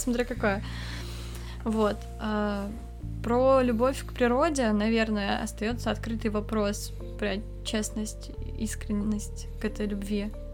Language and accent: Russian; Kamchatka Krai, Russia; у меня с детства была повестка о том, что природу нужно любить, потому что я с Камчатки